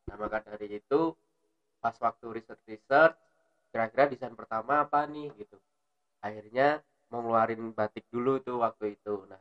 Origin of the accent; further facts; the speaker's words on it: Yogyakarta, Special Region of Yogyakarta, Indonesia; Makanya yang bisa menunjukkan kalau aku awalnya dari Jogja juga tuh apa sih dimulai dari kota kita